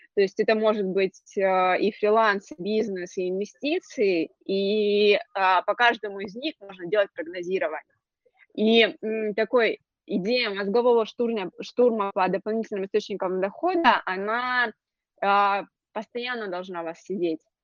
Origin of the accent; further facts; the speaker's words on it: Krasnodar Krai, Russia; я из Краснодарского края, у нас достаточно обширно